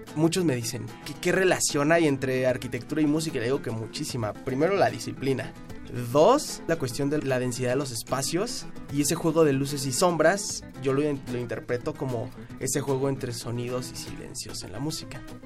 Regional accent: Mexico City, Mexico; nací en la Ciudad de México el 12 de junio de 1991

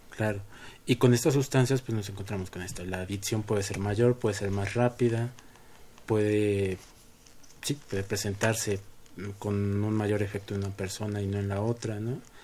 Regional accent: Mexico

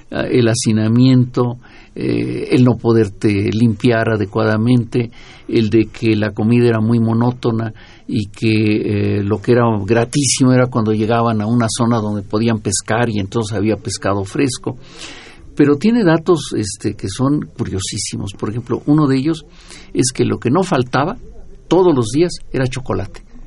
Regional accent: Mexico

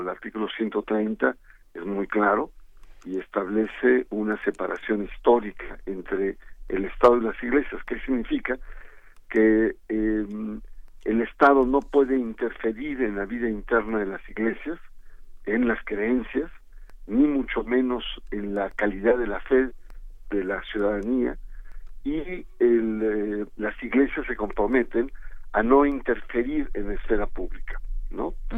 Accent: Mexico; el equilibrio social que hemos alcanzado como mexicanos

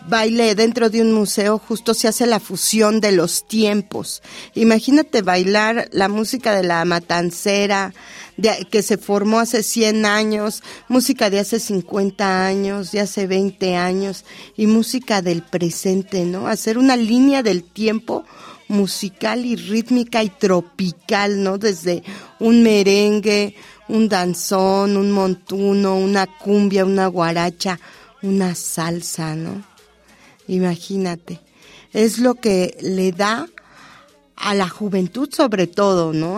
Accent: Mexico City, Mexico; desde La Habana, Tacuba, barrio de la Huichapan, Tacubita la Bella.

